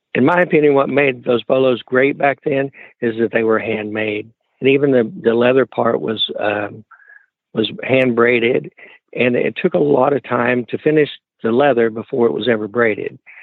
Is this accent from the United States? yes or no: yes; Wichita Falls, Texas, United States; I'm from Wichita Falls, Texas.